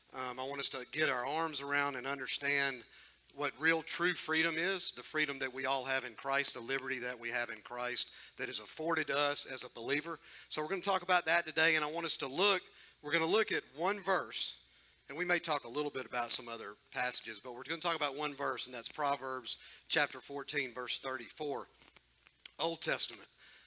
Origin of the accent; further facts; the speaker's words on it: United States; But I am super thankful that I am an American citizen